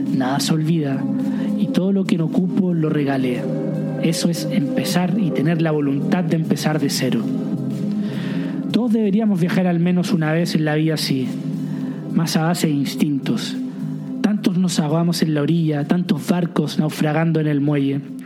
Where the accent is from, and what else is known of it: Chile; moved away